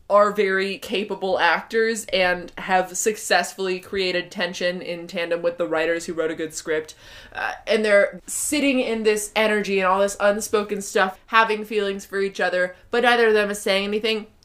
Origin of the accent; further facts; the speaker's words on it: England, United Kingdom; I'm English, and apparently nobody nobody climbs anything